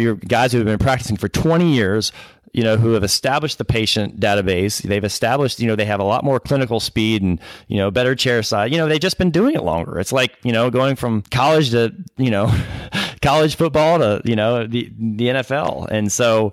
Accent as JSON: {"language": "English", "town": "Atlanta", "region": "Georgia", "country": "United States", "tie": "born or raised there", "said": "I'm from Atlanta. I grew here, born and raised."}